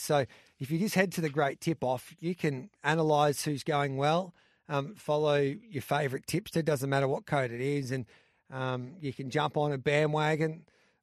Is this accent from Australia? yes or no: yes; Birchip, Victoria, Australia; I'm from Birchip